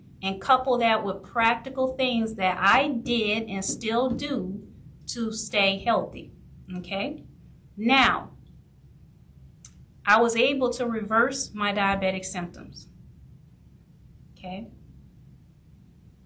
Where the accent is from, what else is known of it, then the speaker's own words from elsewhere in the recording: New Orleans, Louisiana, United States; I grew up in New Orleans